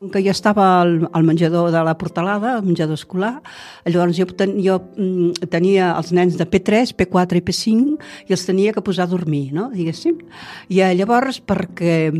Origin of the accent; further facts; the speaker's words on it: Tarragona, Catalonia, Spain; moved away as an adult; now in Altafulla, Spain; jo soc de Tarragona, nascuda aquí, i, i tota la vida que he viscut aquí